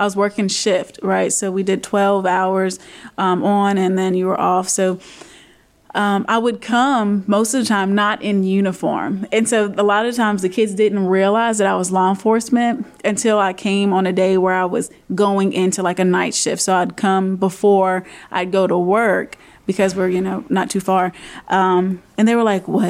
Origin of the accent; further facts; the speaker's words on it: Roanoke, Virginia, United States; I was raised here in Roanoke City